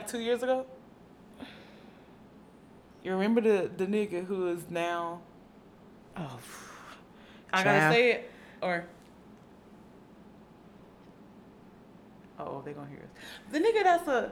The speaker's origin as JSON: {"language": "English", "region": "the South", "country": "United States", "said": "we're from the South"}